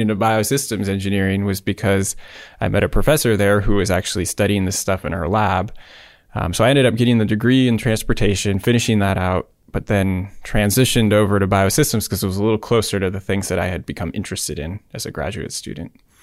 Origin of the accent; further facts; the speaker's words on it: Davis, California, United States; Davis, U C Davis, in my hometown